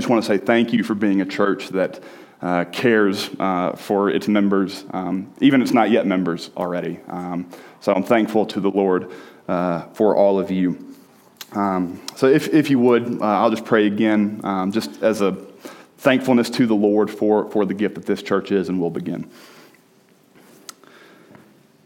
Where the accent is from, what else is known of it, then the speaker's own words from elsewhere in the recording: Birmingham, Alabama, United States; moved away as an adult; now in Colorado, United States; So I am from Birmingham, Alabama. I grew up there. I spent almost 26 years there.